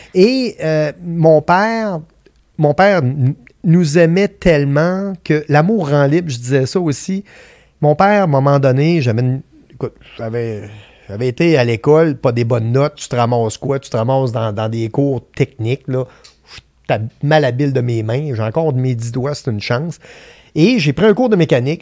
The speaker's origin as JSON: {"language": "French", "town": "Vallée-Jonction", "region": "Quebec", "country": "Canada", "tie": "born or raised there", "said": "je viens de Vallée-Jonction, qui est un dans la Beauce, on est connu pour être les colons de vallée."}